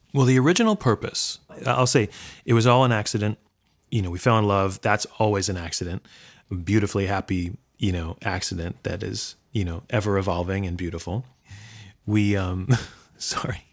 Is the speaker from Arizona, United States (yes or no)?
no; New York, United States; I grew up in Brooklyn